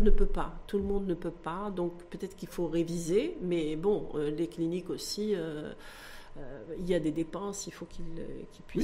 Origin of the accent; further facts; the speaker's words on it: Morocco; chez nous au Maroc